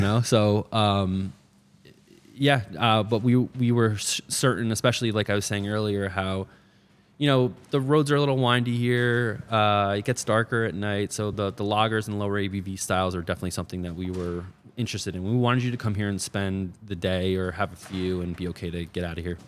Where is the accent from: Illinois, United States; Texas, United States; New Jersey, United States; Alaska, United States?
New Jersey, United States; moved away as an adult; also born or lived in New York City; I grew up in New Jersey. Um, went to college at uh, in New York City uh, and then was there till 2020